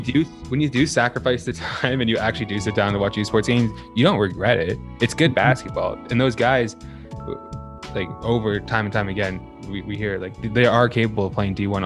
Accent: Burlington, Ontario, Canada; we're from Burlington

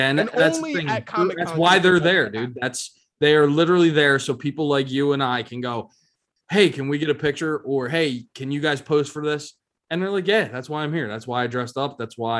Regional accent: Philadelphia, Pennsylvania, United States; I'm from Philly.

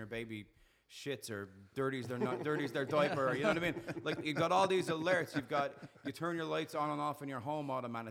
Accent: Ireland; accent: Irish; moved away as an adult; also born or lived in Australia / United States / Montreal, Canada / California; now in Canada; So I'm obviously, you can tell by my funny accent, I'm Irish.

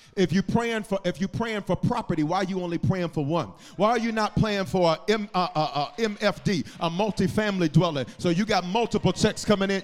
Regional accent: the South, United States; I'm from the South.

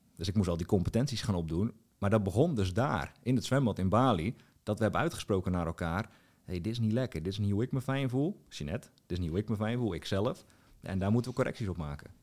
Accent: Strijen, South Holland, Netherlands; moved away as an adult; also born or lived in Hoeksche Waard / Drenthe; in Strijen, waar ik vandaan kom

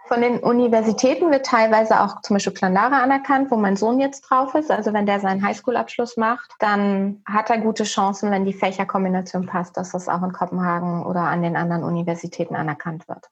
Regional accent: Germany; moved away as an adult; wir sind in 2018 aus Deutschland ausgewandert

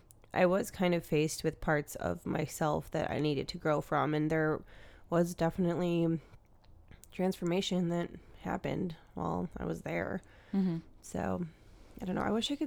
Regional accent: United States; my most Eastern line that goes through my hometown and Chicago and Milwaukee, like I live pretty much on Lake Michigan, or I'm from like on Lake Michigan.

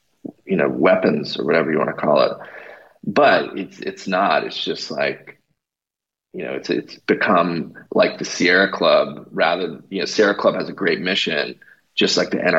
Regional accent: Canada; now in United States; I'm originally from Canada. They call me a Canadian socialist

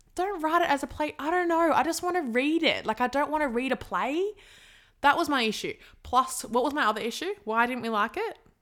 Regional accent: Sydney, New South Wales, Australia; I'm from Sydney

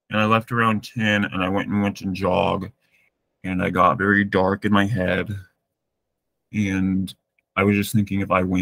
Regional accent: Massachusetts, United States; also born or lived in Greece; I, I grew up in Massachusetts.

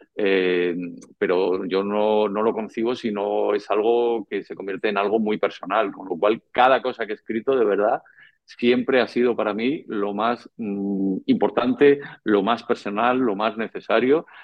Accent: Madrid, Community of Madrid, Spain; also born or lived in Tenerife; nací en Madrid el 5 de julio de 1968, en el barrio de Carabanchel

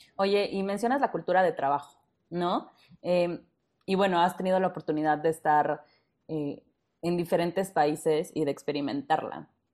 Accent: Mexico; como los mexicanos

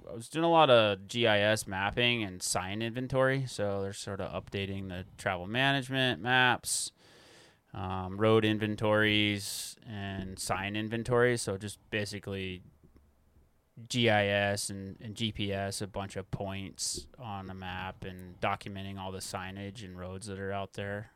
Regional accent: Corvallis, Montana, United States; also born or lived in Missoula, Montana / Big Sky, Montana / Bozeman, Montana; I grew up in the Bitterroot. I went to Corvallis High School, graduated there

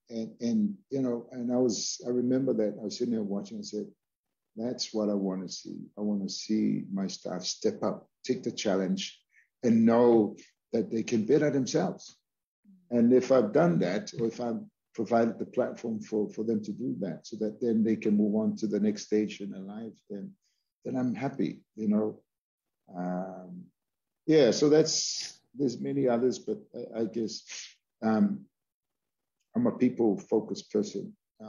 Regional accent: Hawaii, United States; You know, I'm from Hawaii. You're from Hawaii, and we're people of the land.

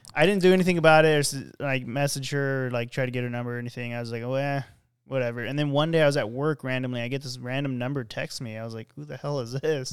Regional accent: California, United States; I'm from California

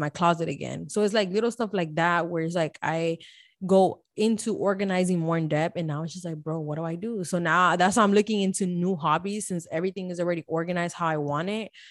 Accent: Miami, Florida, United States; now in Houston, United States; Born and raised in Miami Dade

